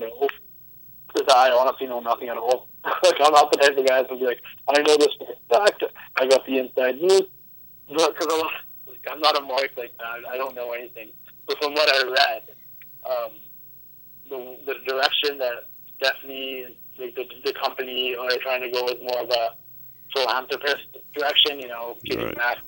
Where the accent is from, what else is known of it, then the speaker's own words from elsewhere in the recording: Vancouver, British Columbia, Canada; I'm East Indian. My family's from... My parents are from Punjab and England and stuff, and I'm Canadian born and everything